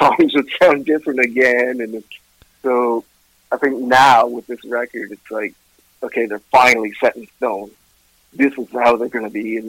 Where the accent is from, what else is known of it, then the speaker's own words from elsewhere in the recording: Ottawa, Ontario, Canada; also born or lived in Vancouver / Kingston; Yeah. Yeah. Yeah. I was born and raised in Ottawa. I moved around different places. I was in Vancouver for a bit, Kingston, Ontario, places like that.